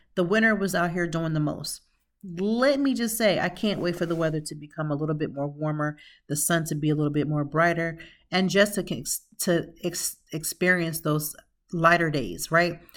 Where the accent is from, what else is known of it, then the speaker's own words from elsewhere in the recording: Lancaster, Pennsylvania, United States; now in Philadelphia, United States; originally, I'm from Lancaster, Pennsylvania